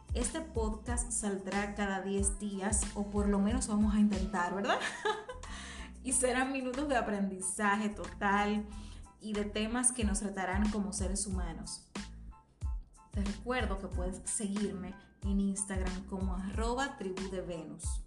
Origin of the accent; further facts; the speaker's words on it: Dominican Republic; Soy dominicana, mercadóloga carismática